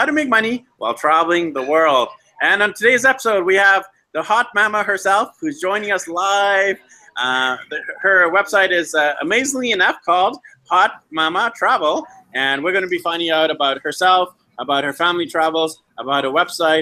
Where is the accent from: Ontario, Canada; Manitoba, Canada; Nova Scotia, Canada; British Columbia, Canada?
British Columbia, Canada; Vancouver; moved away as an adult; also born or lived in Medellin, Colombia; I'm actually from Vancouver, Canada, originally, and we actually left our home city, home province, home country